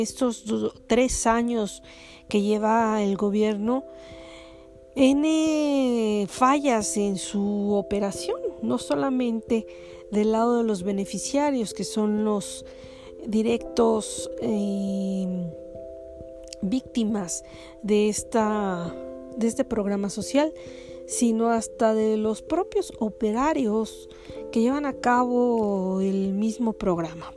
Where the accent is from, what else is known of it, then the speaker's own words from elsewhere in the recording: Mexico; como mexicanos y como ciudadanos